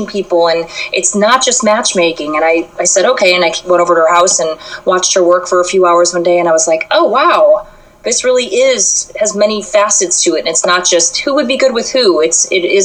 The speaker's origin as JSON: {"language": "English", "town": "Chicago", "region": "Illinois", "country": "United States", "tie": "born or raised there", "said": "I'm from Chicago, and I grew up pretty, I would say, middle class"}